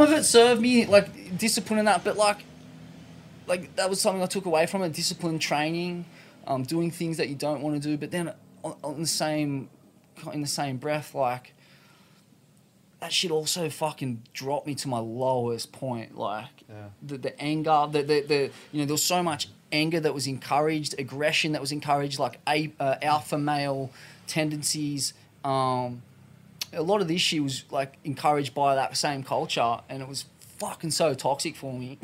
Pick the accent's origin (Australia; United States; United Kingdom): Australia; Sydney, New South Wales; I'm from Bondi